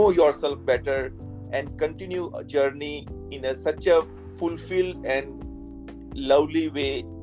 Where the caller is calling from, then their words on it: Nashville, Tennessee, United States; I am from connecting from Nashville, Tennessee.